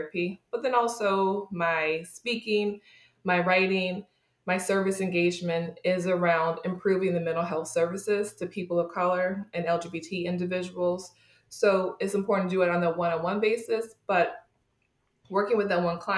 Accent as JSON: {"language": "English", "region": "New York", "country": "United States", "tie": "born or raised there", "said": "I was growing up in New York State, but my family is originally from West Virginia."}